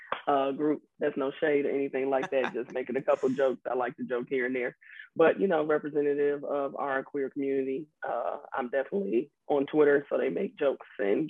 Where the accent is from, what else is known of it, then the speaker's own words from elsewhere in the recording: Chicago, Illinois, United States; I'm originally from Chicago, Illinois